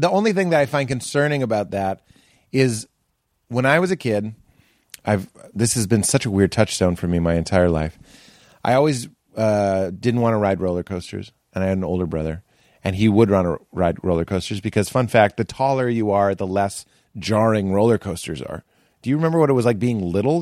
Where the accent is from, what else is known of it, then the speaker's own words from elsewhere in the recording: Boston, Massachusetts, United States; moved away; I'm from Boston